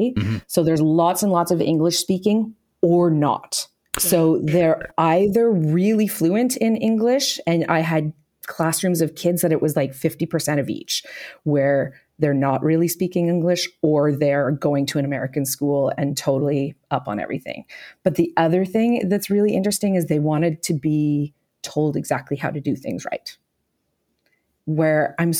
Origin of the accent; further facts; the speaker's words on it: Kanata, Ontario, Canada; I grew up just outside of Ottawa in Kanata, Ontario